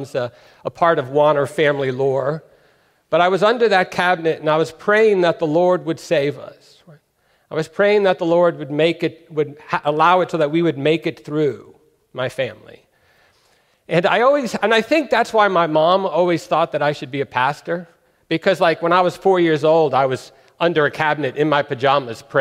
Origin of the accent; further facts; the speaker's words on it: California, United States; also born or lived in New York; When I was 4 years old, we moved from New York to California